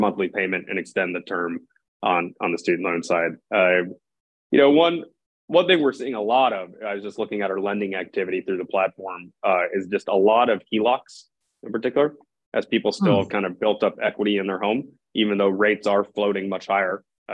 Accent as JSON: {"language": "English", "town": "Jacksonville", "region": "Florida", "country": "United States", "tie": "born or raised there", "also_born_or_lived": "Chicago", "moved": "as an adult", "lives_now": "San Francisco, United States", "said": "I'm born and raised in Jacksonville, Florida"}